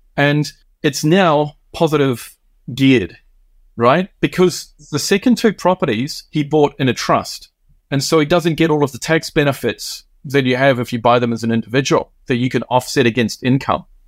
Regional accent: New Zealand; now in Tokyo, Japan; I'm originally Kiwi.

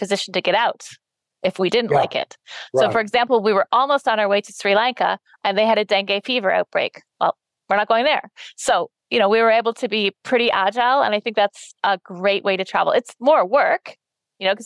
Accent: Canada; we're from Canada.

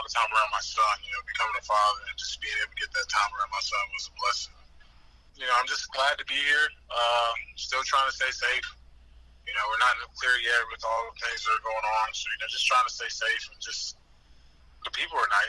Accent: Greensboro, North Carolina, United States; I'm from the South, from Greensboro

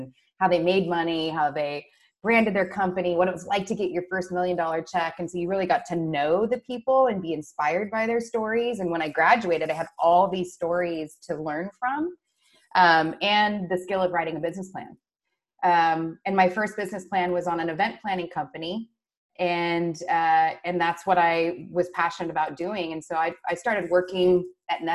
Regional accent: Washington, United States; my first sales job, because I did like money, was selling sweet corn on the side of the road, Highway 395 in very northeastern Washington state

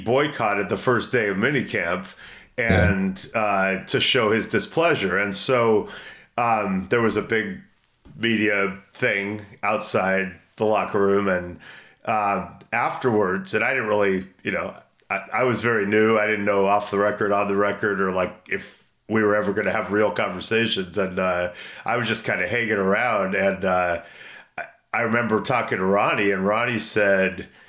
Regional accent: Brentwood, California, United States; I'm from Brentwood

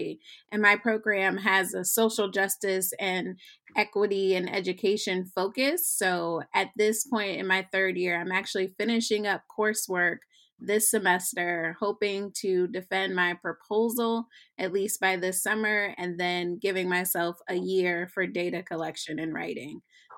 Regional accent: Alexandria, Virginia, United States; moved away as an adult; also born or lived in San Diego; So I was born and raised in Virginia, Alexandria, Virginia, to be specific. But I went to the University of Virginia

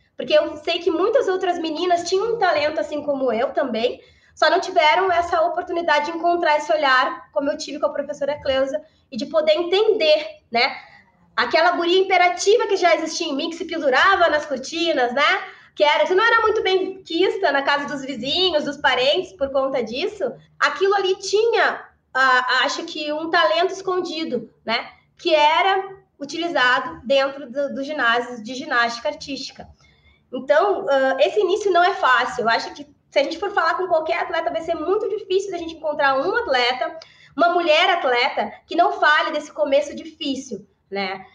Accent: Porto Alegre, Rio Grande do Sul, Brazil; sou de Porto Alegre

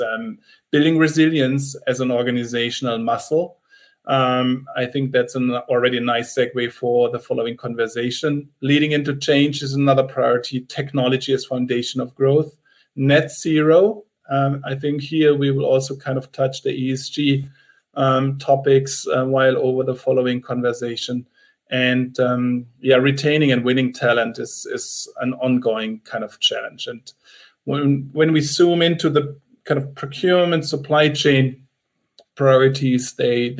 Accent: Freiburg, Baden-Württemberg, Germany; now in Munich, Germany; I was born in Freiburg, which is a small city at the bottom of the Black Forest

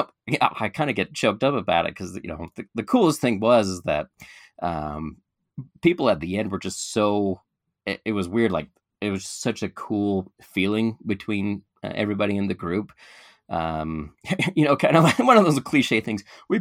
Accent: Portland, Oregon, United States; I grew up in Portland, Oregon.

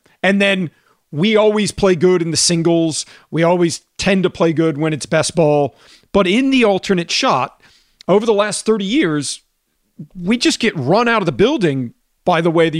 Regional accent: United States; I'm American. I call it alternate shot.

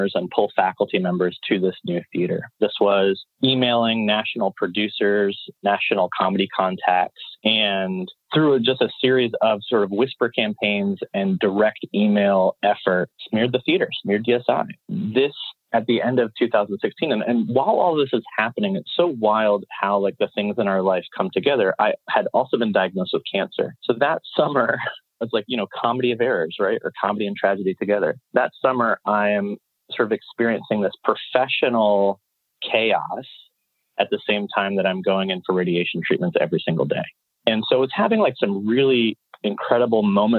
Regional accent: Chapel Hill, North Carolina, United States; also born or lived in Chicago; I'm from Chapel Hill

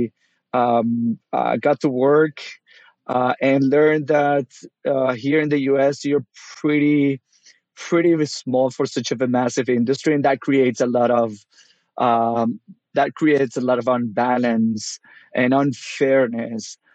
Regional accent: Venezuela; moved away as an adult; also born or lived in South Florida; now in United States; I'm originally from Venezuela, started out there as a pet food delivery guy

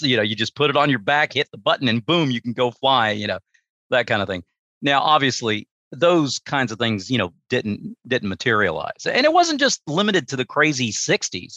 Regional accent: United States; that's where I grew up, small town USA

